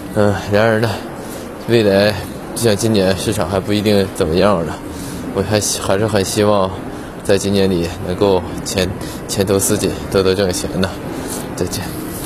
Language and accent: Chinese; Tongliao, Inner Mongolia, China; moved away as an adult; 我是在二零二零年十月份正式的回归通辽，我们老家这边生活